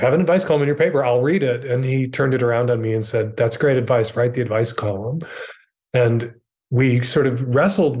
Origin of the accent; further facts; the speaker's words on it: Chicago, Illinois, United States; I am from Chicago, Illinois. I'm the third of four children. My dad was a Catholic deacon and a Chicago cop. I grew up in a very multi-generational household